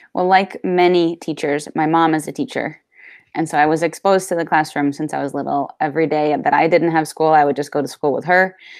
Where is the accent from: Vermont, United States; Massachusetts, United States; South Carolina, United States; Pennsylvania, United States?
Vermont, United States; Clarendon; I'm from Clarendon, Vermont.